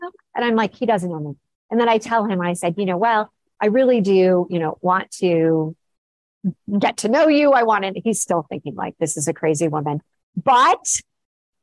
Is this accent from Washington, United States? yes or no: no; Los Angeles, California, United States; I grew up in Los Angeles